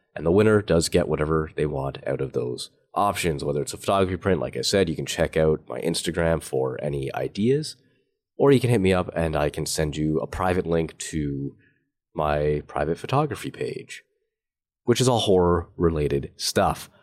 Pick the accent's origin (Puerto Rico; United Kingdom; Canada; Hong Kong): Canada; I'm Canadian